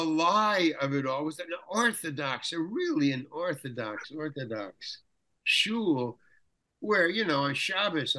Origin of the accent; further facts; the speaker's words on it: New York City, New York, United States; I come from Far Rockaway, Long Island